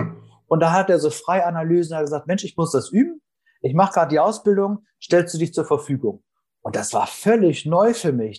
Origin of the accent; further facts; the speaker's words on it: Northern Germany, Germany; komme aus Norddeutschland